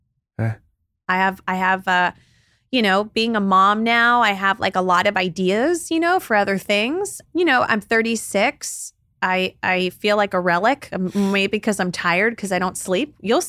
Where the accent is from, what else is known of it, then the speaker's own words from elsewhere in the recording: the South, United States; I think what's interesting for me is growing up in the South and having, it's at least for a while, maybe less so now, but it still felt for a while so polarized, so divided on so many issues.